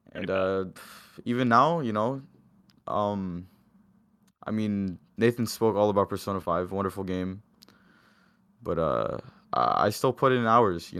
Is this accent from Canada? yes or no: yes; Windsor, Ontario, Canada; I grew up in Windsor alongside a lot of people here.